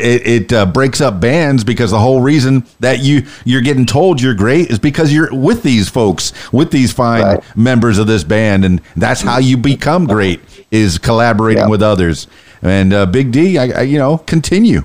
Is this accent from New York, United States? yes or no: no; Miami, Florida, United States; now in Arkansas, United States; I'm from Miami